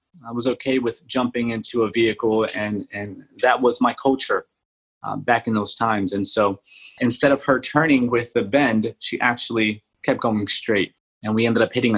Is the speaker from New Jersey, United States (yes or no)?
yes; Atlantic City, New Jersey, United States; also born or lived in Dover, New Jersey / Colombia; I came back when I was in second grade. I remember coming back to Atlantic City, New Jersey. And that's where I remember my childhood happening.